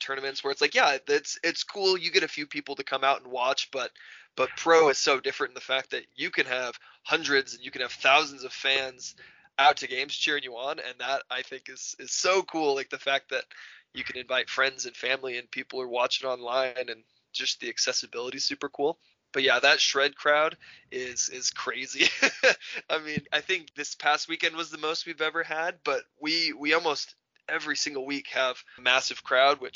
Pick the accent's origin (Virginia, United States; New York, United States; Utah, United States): Utah, United States; We're from Utah